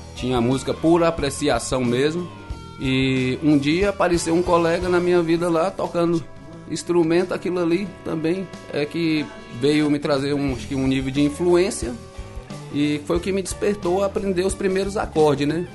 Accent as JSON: {"language": "Portuguese", "town": "Vitória da Conquista", "region": "Bahia", "country": "Brazil", "said": "eu sou aqui de Vitória da Conquista mesmo, Bahia"}